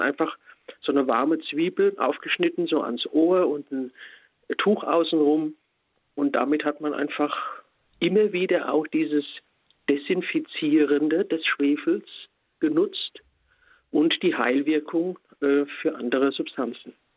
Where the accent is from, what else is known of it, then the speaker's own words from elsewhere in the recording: Spessart, Germany; bei uns im Spessart